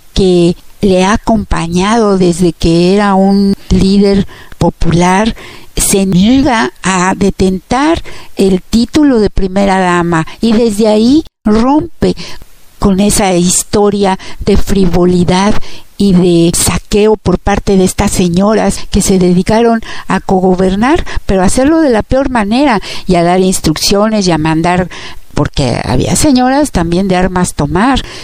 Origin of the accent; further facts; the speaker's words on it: Mexico; moved away; nosotros como mexicanos y muchos que estamos en el extranjero